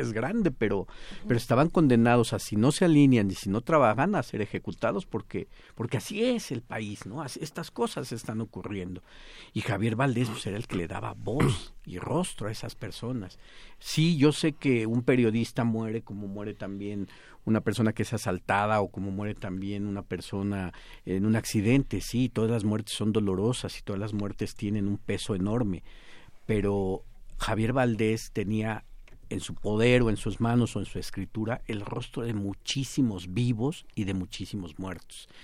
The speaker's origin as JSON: {"language": "Spanish", "country": "Mexico", "said": "nos marcan como ciudadanos y como, mexicanos"}